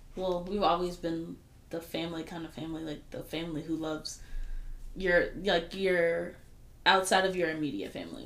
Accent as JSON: {"language": "English", "town": "Fayetteville", "country": "United States", "tie": "born or raised there", "said": "I grew up in Fayetteville"}